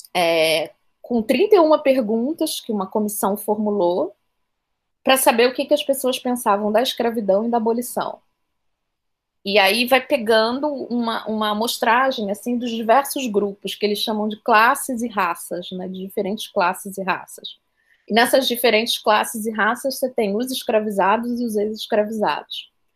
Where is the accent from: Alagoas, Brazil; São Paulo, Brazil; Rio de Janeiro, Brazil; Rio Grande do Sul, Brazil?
Rio de Janeiro, Brazil; moved away as an adult; now in Salvador, Brazil; Eu sou do Rio de Janeiro, mas a minha família é baiana e eu vim morar aqui na, em Salvador há mais ou menos 11 anos.